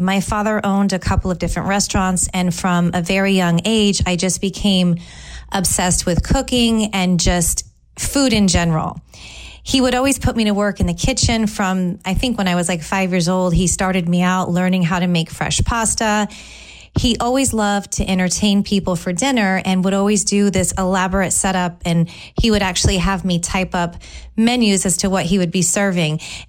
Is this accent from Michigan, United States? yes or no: no; San Francisco Bay Area, California, United States; now in Tampa, United States; I'm originally from the San Francisco Bay Area. I have lived in Tampa for 17 years. I moved here in 2003, and I absolutely love it here.